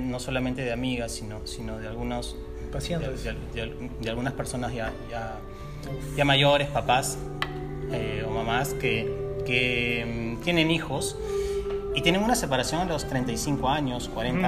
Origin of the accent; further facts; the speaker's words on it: Lima, Peru; moved away as an adult; yo soy de Lima, vine a vivir aquí hace cuatro años